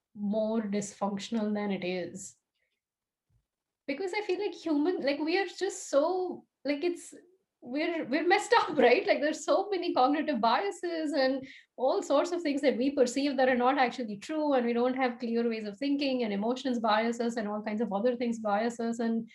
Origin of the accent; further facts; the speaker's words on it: Tulsa, Oklahoma, United States; born there; And I was born in Tulsa, Oklahoma, which I imagine would be very surprising to a lot of people based on how I look and talk and so on.